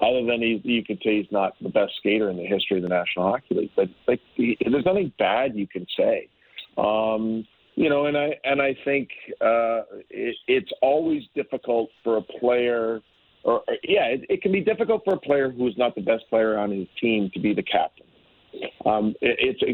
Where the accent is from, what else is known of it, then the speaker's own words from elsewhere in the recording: Hamilton, Ontario, Canada; from Hamilton, Ontario, my hometown